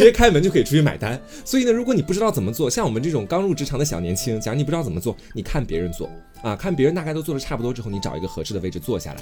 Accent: Anhui, China; 我们安徽这边老乡会是这个规矩啊

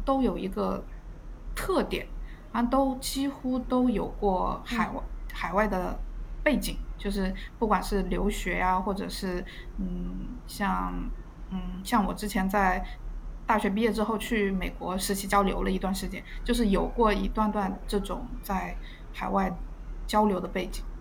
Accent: southern China, China; moved away as an adult; now in Australia; 我是南方人，没有见过大海

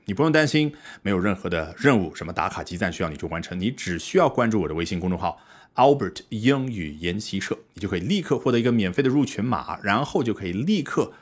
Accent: China; 我们中国人

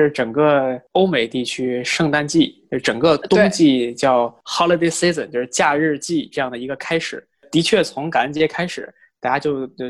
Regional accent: Beijing, China; accent: Beijing dialect; now in New York, United States; 我更爱我的家乡北京，用北京话唠嗑聊艺术

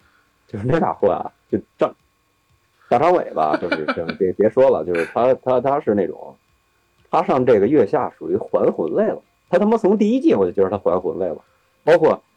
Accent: Beijing, China; 就是北京孩子那种怂的气质啊，就我们北京人的那种见面就害羞那种气质

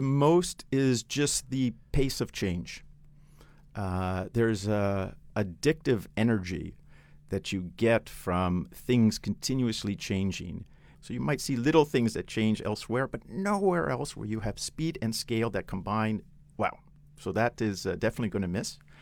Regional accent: Canada; now in China; I'm Canadian

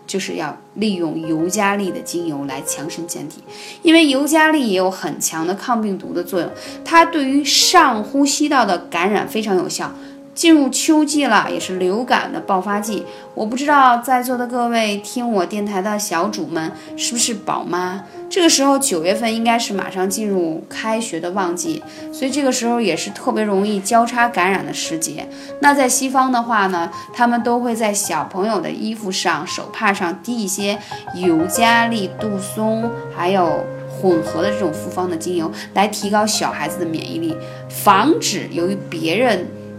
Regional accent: China; 我们中国人

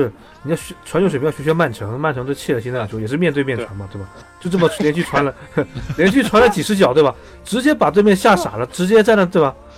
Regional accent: Shenzhen, Guangdong, China; 我在深圳出生长大，对吧？我说我支持深圳队二十多年

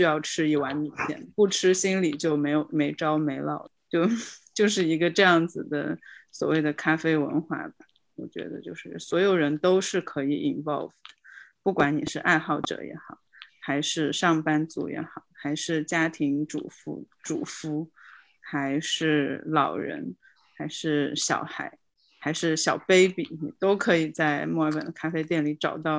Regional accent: Kunming, Yunnan, China; now in Melbourne, Australia; 在墨尔本的咖啡店就和我们老家昆明街上的米线店是一个概念

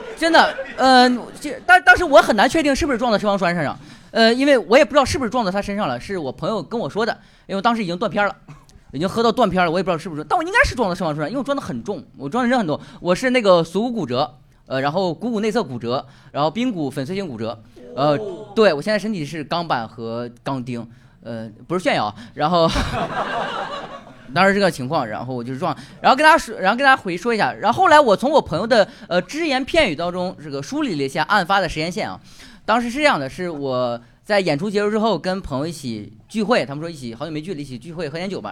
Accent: Northeast China, China; accent: Northeastern; 用我们东北话说

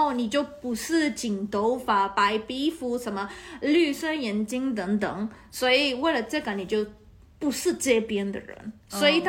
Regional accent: Taiwan; now in Netherlands; 我我是刚刚从台湾来的，我我的头脑还在台币的

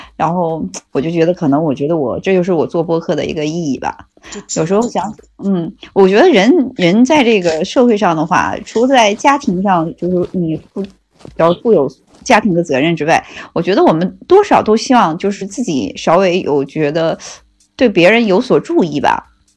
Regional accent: Northeast China, China; 就我们东北人就讲，我就觉得我们就是实在人，

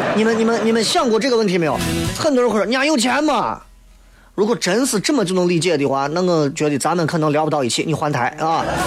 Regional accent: China; 我们中国人说的人脉

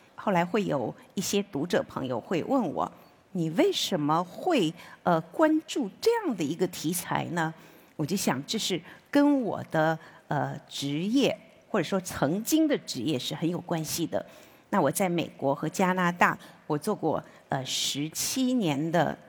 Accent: Wenzhou, Zhejiang, China; moved away as an adult; 我十六岁呢，就辍了学，就进这个工厂做了车床操作工

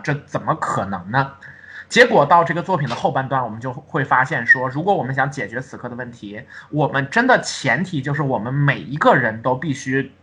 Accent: Heilongjiang, China; 因为我出生在黑龙江，然后我小的时候，那种爱国主义教育是还蛮多的

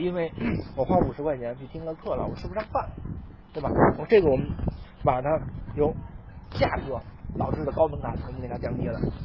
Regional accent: China; 我们中国人

